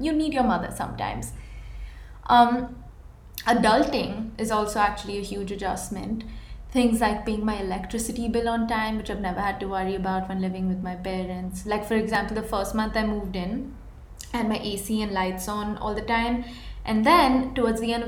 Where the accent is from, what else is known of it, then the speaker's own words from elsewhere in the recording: India; moved away as an adult; now in United States; I moved from India to US